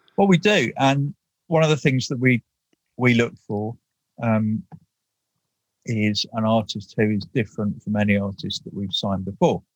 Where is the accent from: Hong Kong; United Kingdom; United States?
United Kingdom; being British